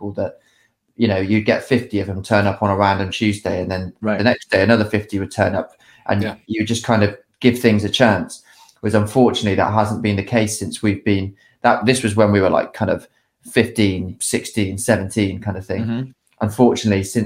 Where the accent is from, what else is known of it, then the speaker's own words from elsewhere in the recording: Weymouth, South West England, United Kingdom; also born or lived in Bristol; we're from Weymouth, which is a bit more down south